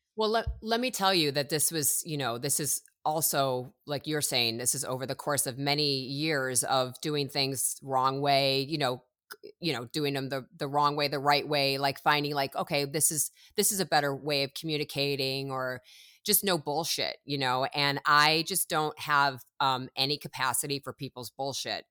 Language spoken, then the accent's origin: English; Chicago, Illinois, United States; moved away as an adult; now in Los Angeles, United States; originally I'm from Chicago. I moved when I was eighteen from Chicago to Los Angeles